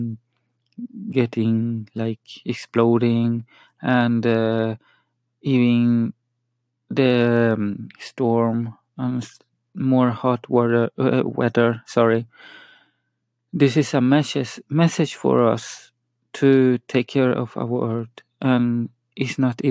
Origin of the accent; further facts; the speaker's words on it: Sweden; first language Spanish; English is a second language; also born or lived in Chile; I'm from Sweden. And my actual language is Spanish. I talk Spanish at home. I'm from Chile, so just you know that I speak a lot of more Swedish